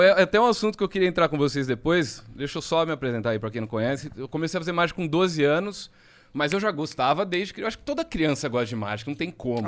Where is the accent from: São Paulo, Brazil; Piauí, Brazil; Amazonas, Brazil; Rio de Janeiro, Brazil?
São Paulo, Brazil; Jaú; eu sou de Jaú, interior de São Paulo